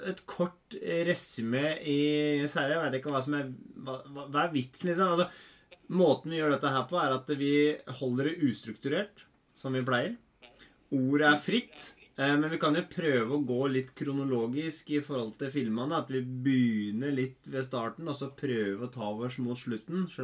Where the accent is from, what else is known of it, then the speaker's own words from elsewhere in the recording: Denmark; eh, jeg er dansk, ja.